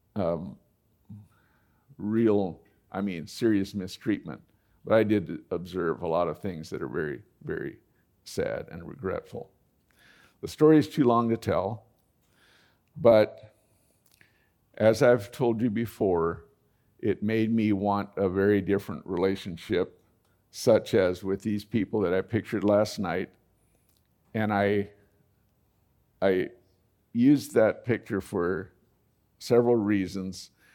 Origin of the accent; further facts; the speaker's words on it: United States; as an American